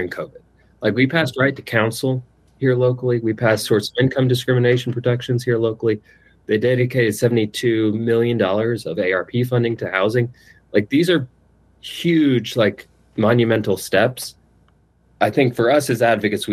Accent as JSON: {"language": "English", "region": "East Kentucky", "country": "United States", "tie": "born or raised there", "said": "growing up in East Kentucky"}